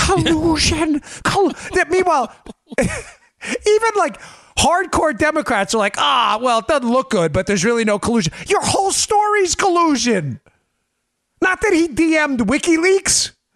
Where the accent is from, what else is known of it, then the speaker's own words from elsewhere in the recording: the North, United States; moved away; also born or lived in the South (US); I grew up in the North. I live down here now.